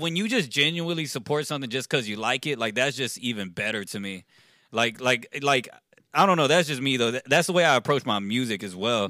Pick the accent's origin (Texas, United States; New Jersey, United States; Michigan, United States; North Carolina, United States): Texas, United States; Richmond; also born or lived in Rosenberg, Texas; Born and raised in Richmond, Texas